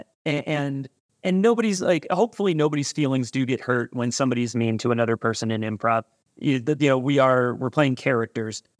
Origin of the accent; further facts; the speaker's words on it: California, United States; now in Chicago, United States; I grew up out in California